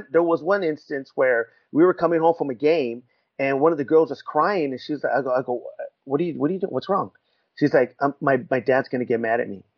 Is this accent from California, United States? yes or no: yes; Riverside, California, United States; I'm from Rubido, from Riverside